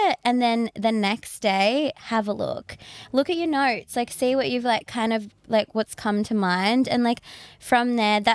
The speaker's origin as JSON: {"language": "English", "town": "Shellharbour", "region": "New South Wales", "country": "Australia", "said": "I'm from Shell Harbour. So I've always worked in Sydney"}